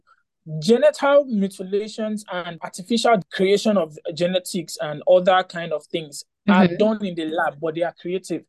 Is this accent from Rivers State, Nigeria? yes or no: yes; Port Harcourt, Rivers State, Nigeria; I'm from Port Harcourt.